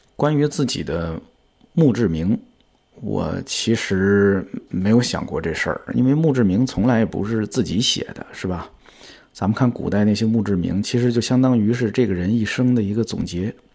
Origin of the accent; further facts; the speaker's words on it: China; 我的家乡其实是在天津跟河北交界的一个地方，所以我从小就见过很多乡村里边儿的葬礼